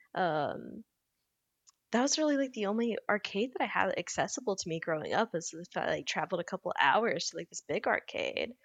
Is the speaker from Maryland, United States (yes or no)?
no; Louisiana, United States; a kid growing up in Louisiana